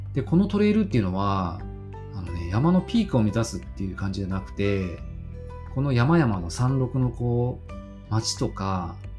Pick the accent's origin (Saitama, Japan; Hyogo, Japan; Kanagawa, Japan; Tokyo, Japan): Kanagawa, Japan; 僕はねあの神奈川県生まれであのずっと育ってきて今も神奈川県に住んでいます